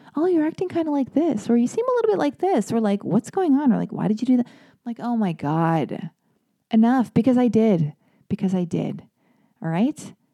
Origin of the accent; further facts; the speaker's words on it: Los Angeles, California, United States; I was born and raised in Hollywood, I was born and raised in Los Angeles